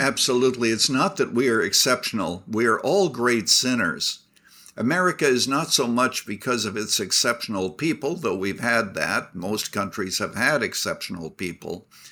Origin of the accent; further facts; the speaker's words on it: Canada; now in United States; I was born in Canada